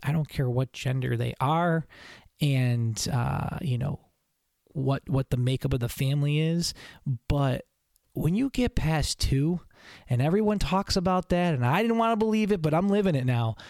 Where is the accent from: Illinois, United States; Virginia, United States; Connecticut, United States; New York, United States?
New York, United States; Buffalo; now in Syracuse, United States; where I grew up in Buffalo